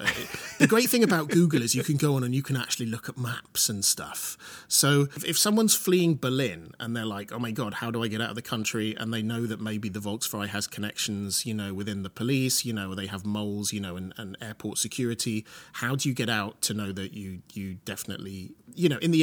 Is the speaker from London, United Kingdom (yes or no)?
no; Welsh town, Wales, United Kingdom; my little Welsh town that I grew up